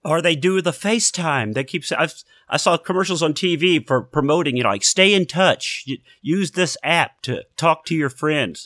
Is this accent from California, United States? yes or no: no; Houston, Texas, United States; down around Houston, yeah, Texas